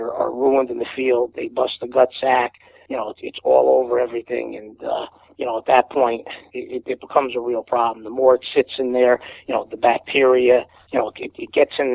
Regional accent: Wallingford, Connecticut, United States; I'm from Wallingford, Connecticut

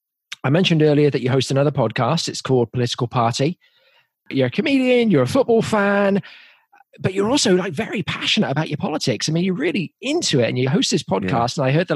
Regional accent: England, United Kingdom; growing up in England, there's this just iconic voices, right?

